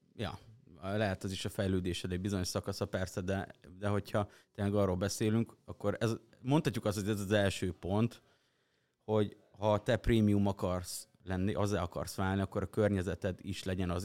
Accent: Hungary; vidéki gyerek vagyok

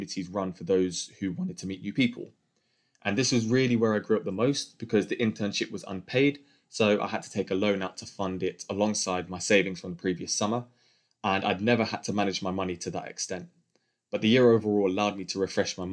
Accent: London, United Kingdom; born and raised in London with a white English mum and a black Grenadian dad

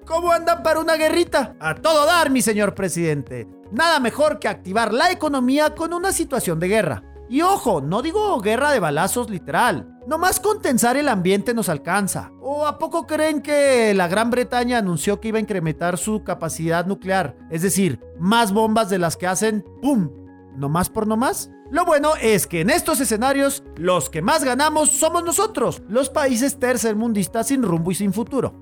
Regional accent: Mexico; Los mexicanos somos bien confianzudos

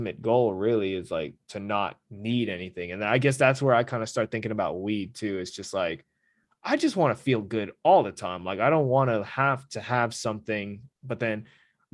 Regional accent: California, United States; the people know I'm from California

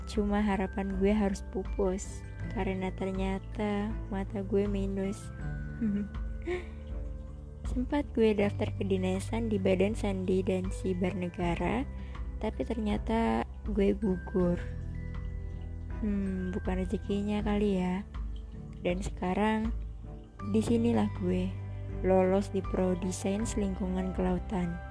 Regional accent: Tangerang, Banten, Indonesia; Gue lahir dan stay di Tangerang bareng orang tua.

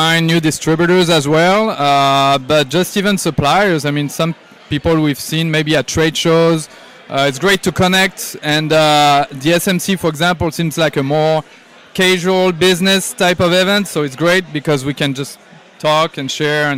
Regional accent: France; moved away as an adult; now in United States; I'm from France originally. So I've been in the US for 9 years

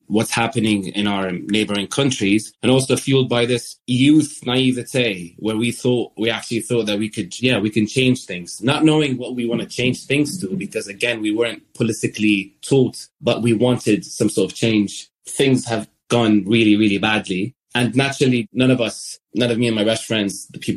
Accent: Damascus, Damascus Governorate, Syria; moved away as an adult; now in London, United Kingdom; I grew up in Damascus

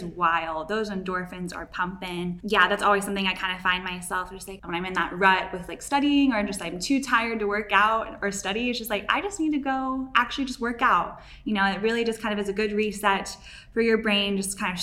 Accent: Nashville, Tennessee, United States; moved away as an adult; also born or lived in Hawaii; I grew up in Nashville, Tennessee, and lived there up until I was 18

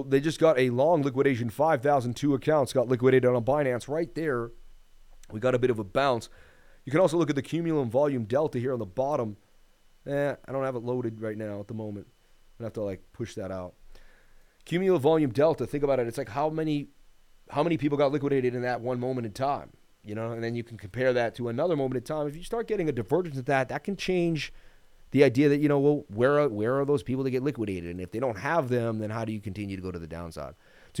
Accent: Las Vegas, Nevada, United States; I was born and raised in Vegas.

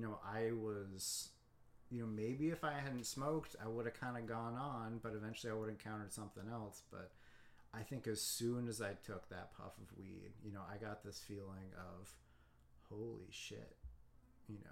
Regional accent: Boulder, Colorado, United States; I grew up in Boulder, Colorado

